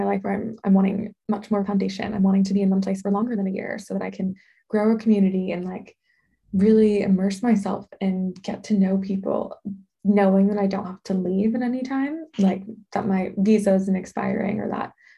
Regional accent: Southern California, United States; moved away as an adult; I'm originally from Southern California and my family is here

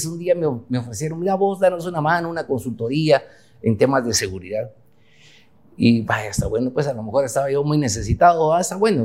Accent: Huehuetenango, Guatemala; moved away as an adult; now in Guatemala City, Guatemala; yo nací en Huehue, en Huehuetenango. Me vine a estudiar Derecho aquí a la ciudad de Guatemala en la década de los 80.

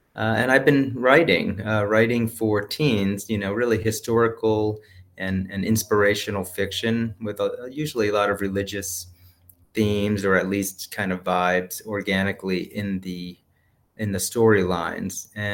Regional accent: New Jersey, United States; I grew up Catholic up in New Jersey. I went to Catholic school for elementary and secondary school.

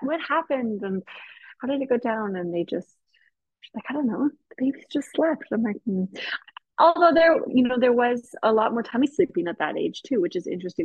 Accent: Canada; moved away as an adult; now in Austria; I am Canadian. I grew up in Canada, um, you know, spent my 20s in Canada

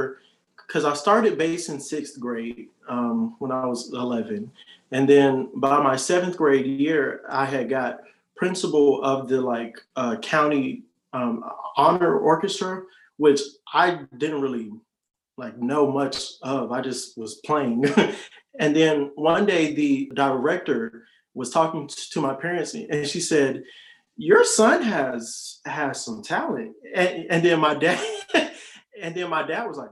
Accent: Riverdale, Georgia, United States; moved away as an adult; now in Columbus, United States; I'm from Riverdale, Georgia

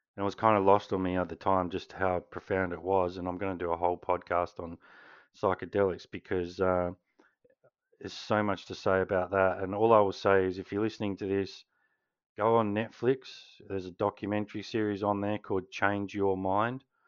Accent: Canberra, Australian Capital Territory, Australia; I was born in Canberra

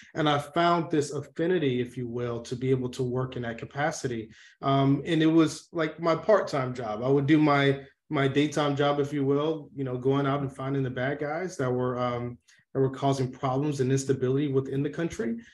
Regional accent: Atlanta, Georgia, United States; I grew up in Atlanta, Georgia

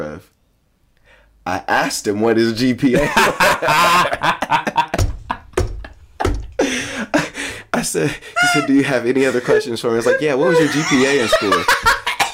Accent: United States; I'm an American

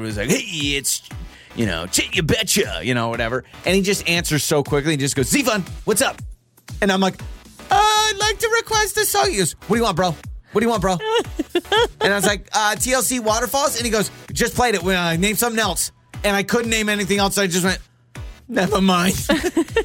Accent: Moscow, Idaho, United States; The station I grew up listening to in Moscow, Idaho

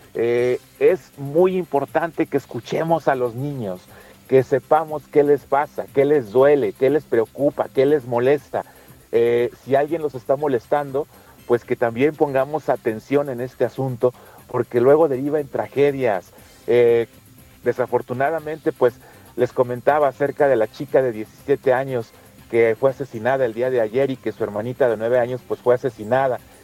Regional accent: Mexico

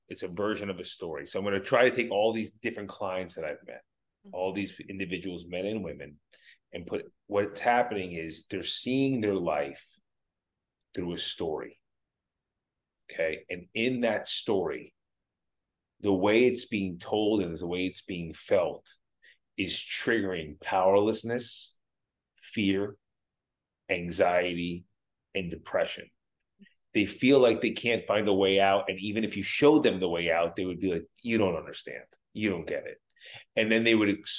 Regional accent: New Jersey, United States; I'm a kid from Jersey

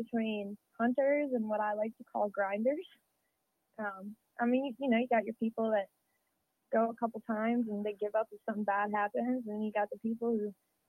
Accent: Midwest, United States; because that's what I've always done, you know, growing up in the Midwest

